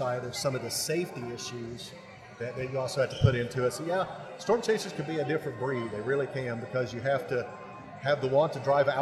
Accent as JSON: {"language": "English", "region": "Oklahoma", "country": "United States", "tie": "born or raised there", "said": "Born and raised in Oklahoma"}